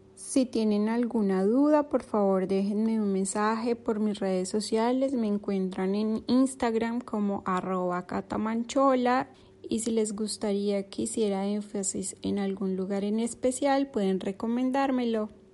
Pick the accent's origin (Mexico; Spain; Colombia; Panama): Colombia; moved away as an adult; now in Turkey